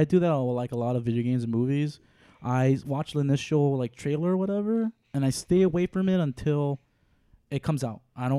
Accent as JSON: {"language": "English", "town": "Chicago", "region": "Illinois", "country": "United States", "tie": "born or raised there"}